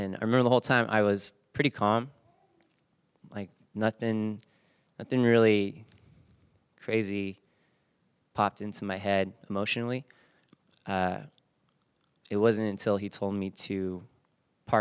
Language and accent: English; San Bernardino, California, United States; also born or lived in Fullerton; I grew up in San Bernardino